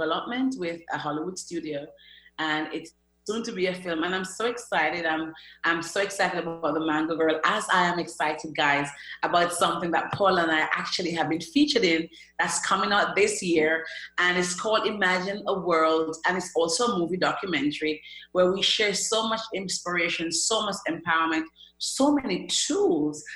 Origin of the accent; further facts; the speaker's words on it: Jamaica; now in United Kingdom; I'm from Jamaica, a very little island